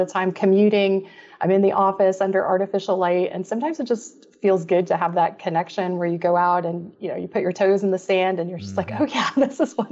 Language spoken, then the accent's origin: English; Florida, United States; also born or lived in Belgium; I grew up in Florida